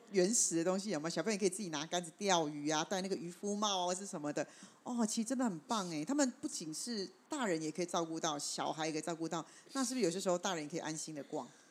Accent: Taipei, Taiwan; 因为我住台北嘛

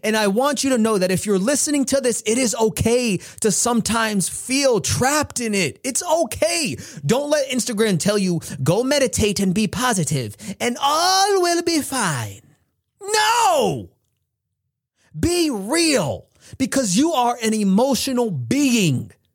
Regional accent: United States; I am an American

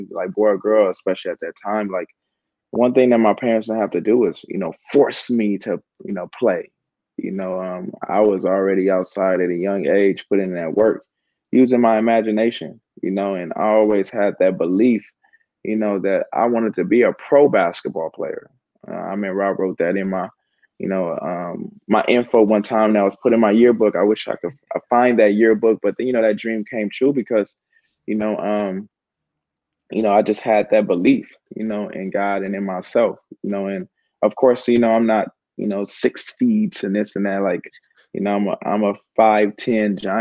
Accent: Gardena, California, United States; I'm from Gardena, California, right inside of L.A. County, right in the inner city

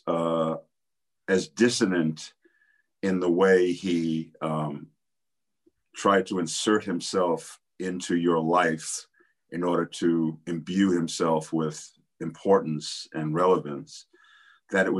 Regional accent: New York City, New York, United States; I grew up in New York City

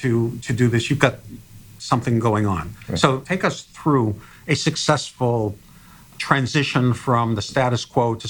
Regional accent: Massachusetts, United States; I'm from Massachusetts

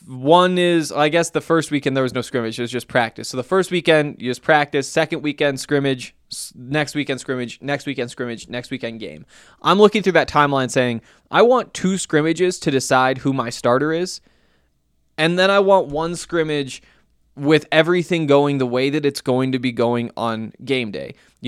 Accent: Montana, United States; you know that I'm from Montana, went to the University of Montana, covered the Montana Grizzlies while I was there.

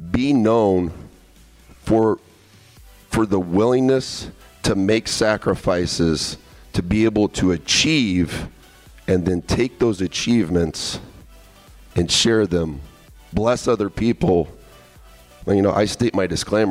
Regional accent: hometown 47 miles from Indianapolis, United States; 47 miles from my hometown, Indianapolis, Indiana

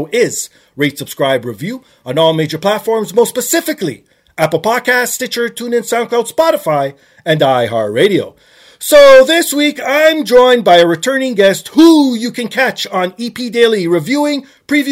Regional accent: Canada; I am Canadian, obviously. Philadelphia is not my hometown

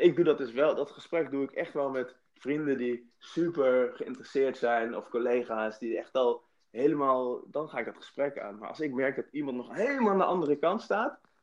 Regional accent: Nijmegen, Gelderland, Netherlands; in het witte Nijmegen-Oost, waar ik ben opgegroeid

